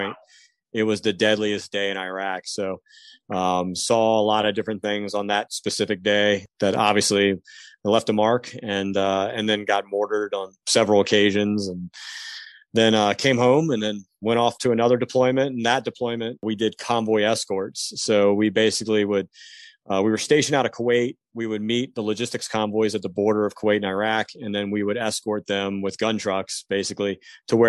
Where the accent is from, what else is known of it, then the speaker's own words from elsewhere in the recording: Hampton, Virginia, United States; also born or lived in Kentucky; I grew up in the Hampton Roads area, actually. I grew up in Hampton